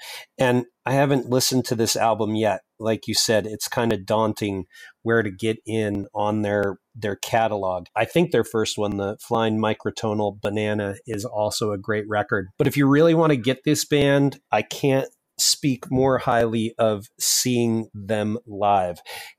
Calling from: Madison, Wisconsin, United States; I'm calling from Madison, Wisconsin.

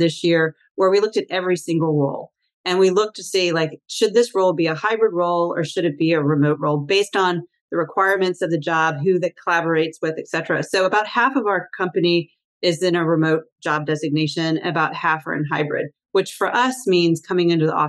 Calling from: Washington, District of Columbia, United States; I'm in Washington, D.C.

